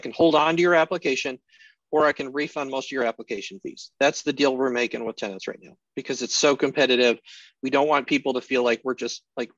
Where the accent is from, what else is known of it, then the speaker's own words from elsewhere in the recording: Colorado, United States; now in Alaska, United States; I grew up in Colorado, so I was used to snow